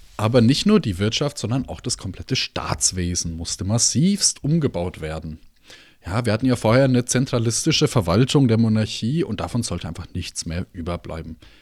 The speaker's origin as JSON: {"language": "German", "country": "Germany", "said": "bei uns in Deutschland"}